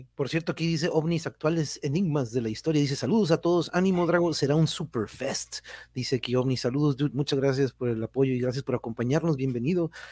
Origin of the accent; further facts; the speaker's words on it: Tijuana, Baja California, Mexico; Sí soy de aquí de Tijuas